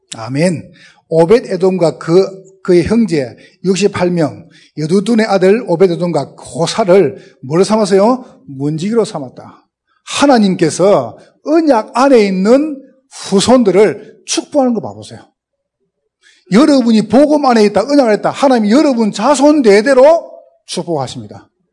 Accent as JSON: {"language": "Korean", "region": "Gyeongsang", "country": "South Korea", "accent": "Gyeongsang dialect", "said": "저는 경상도 사람인데, 어, 지금도 사투리를 못 고치겠어요"}